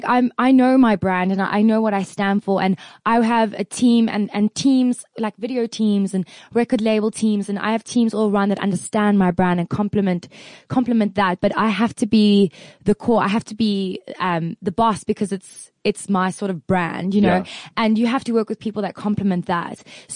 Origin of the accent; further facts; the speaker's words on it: South Africa; I'm just a South African white girl